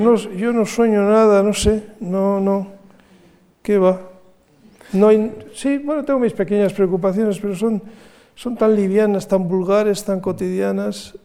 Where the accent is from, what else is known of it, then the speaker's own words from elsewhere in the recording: San Sebastián, Basque Country, Spain; en mi ciudad natal